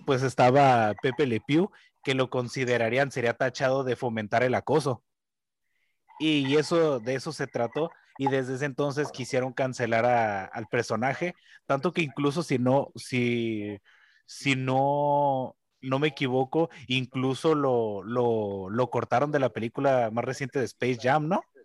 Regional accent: Mexico; los que somos nosotros los mexicanos

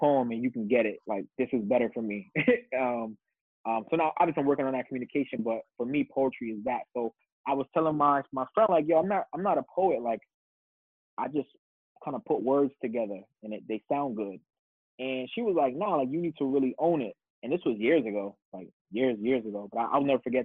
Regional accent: New York City, New York, United States; also born or lived in Wisconsin / Jamaica; I'm born and raised in the Bronx

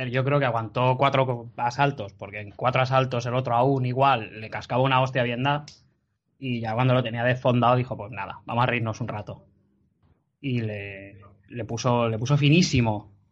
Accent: Las Palmas, Canary Islands, Spain; Tú eres el JP de Madrid. … de Las Palmas.

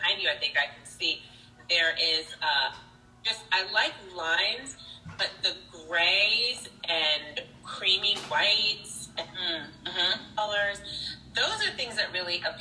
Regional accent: New York City, New York, United States; I grew up in New York City

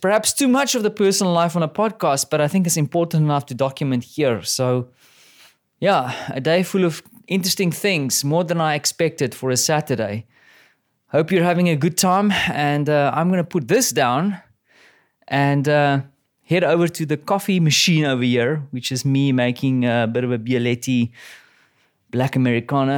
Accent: South Africa; now in Poland; I'm a South African

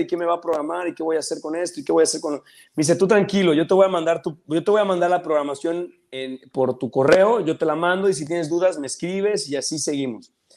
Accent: Mérida, Yucatán, Mexico; moved away as an adult; now in Chetumal, Mexico; yo soy de Mérida, yo nací en Mérida, Yucatán, ahí crecí y hace aproximadamente unos 2, 13, 14 años me vine a vivir a Chetumal

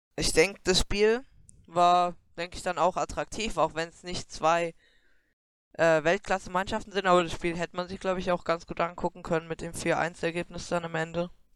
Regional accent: near Wiesbaden, Hesse, Germany; wir kommen aus der Nähe von Wiesbaden

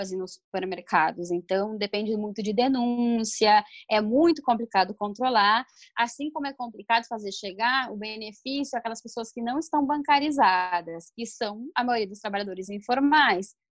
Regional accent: Brazil; moved away as an adult; now in Argentina; como brasileiros residentes, dentro do que é a política de Mercosul, que a gente conseguia muito fácil a questão da residência permanente aqui

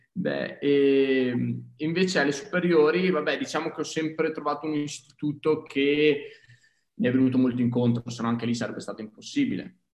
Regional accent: province of Verona, Veneto, Italy; also born or lived in Trento; sono di del lago di Garda, vicino comunque provincia di Verona

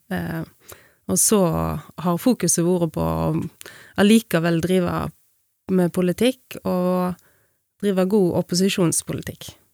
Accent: Bømlo, Vestland, Norway; moved away as an adult; also born or lived in Bergen; jeg kommer fra Bømlo. Vokste opp på en liten gard på Laurhamar

